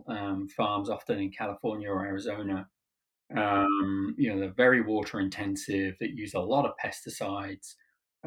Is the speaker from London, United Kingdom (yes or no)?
no; Cornwall, South West England, United Kingdom; moved away as an adult; now in United States; when I was growing up in Cornwall